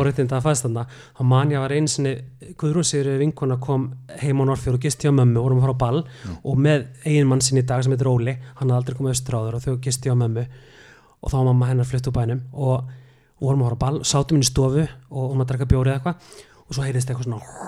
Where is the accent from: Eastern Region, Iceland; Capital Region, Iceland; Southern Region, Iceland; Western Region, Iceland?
Eastern Region, Iceland; Neskaupstaður; moved away as an adult; now in Reykjavík, Iceland; ég er frá neskustad ég er frá neskustad